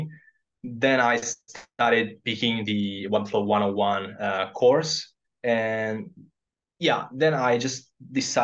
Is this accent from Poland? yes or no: no; Southern Italy, Italy; English is a second language; moved away as an adult; also born or lived in Verona, Italy; now in Japan; I decided to go back to my home country, which is in the south of Italy